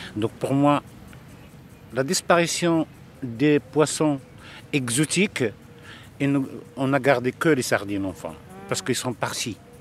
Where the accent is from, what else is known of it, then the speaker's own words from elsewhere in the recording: Casablanca, Casablanca-Settat, Morocco; j'ai passé mon enfance ici à Casablanca, je suis né à Casablanca